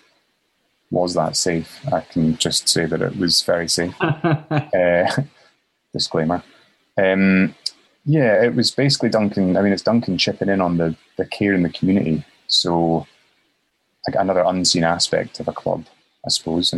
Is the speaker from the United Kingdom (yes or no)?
yes; Currie, Scotland, United Kingdom; also born or lived in Edinburgh; I was brought up in Curry